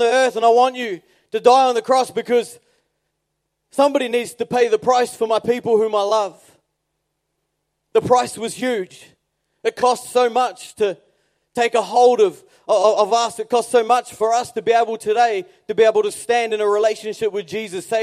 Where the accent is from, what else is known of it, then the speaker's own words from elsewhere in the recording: New Zealand; moved away; I'm a New Zealander